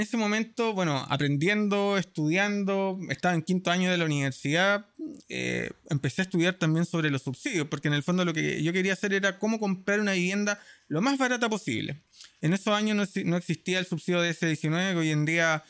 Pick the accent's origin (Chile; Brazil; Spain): Chile; Santiago, Santiago Metropolitan Region; also born or lived in La Florida, Santiago; yo crecí cuando era pequeño en la Florida, después viví casi toda mi vida en San Miguel, terminé viviendo con mis abuelos